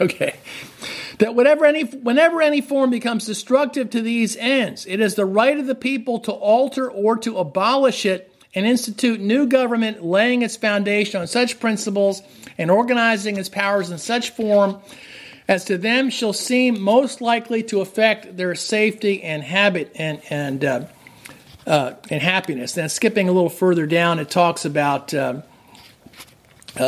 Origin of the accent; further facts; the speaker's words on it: New Jersey, United States; now in Massachusetts, United States; I grew up in New Jersey